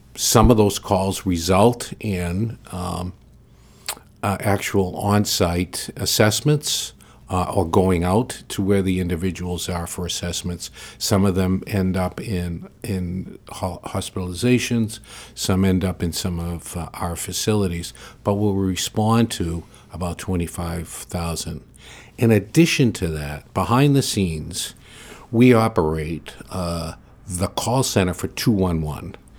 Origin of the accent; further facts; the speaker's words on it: Portland, Maine, United States; I was born and raised in Portland